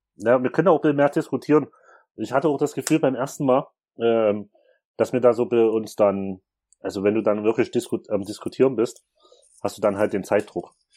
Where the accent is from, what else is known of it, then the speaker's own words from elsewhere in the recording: Chemnitz, Saxony, Germany; bei uns in Chemnitz